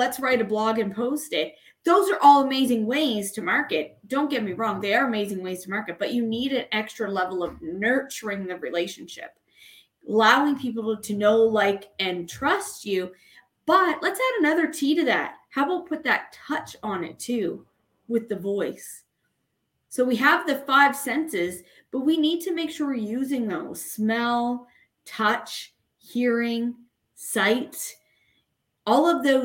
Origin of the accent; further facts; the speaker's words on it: Canada; I am from Canada